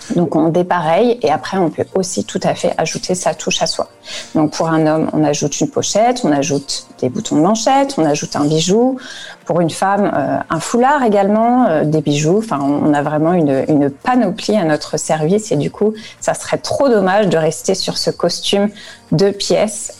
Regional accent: France; now in Frankfurt, Germany; je suis française

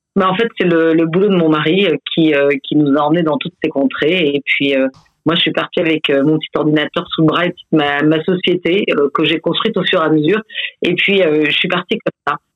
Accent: France; moved away as an adult; also born or lived in Belgium; en tant que Français

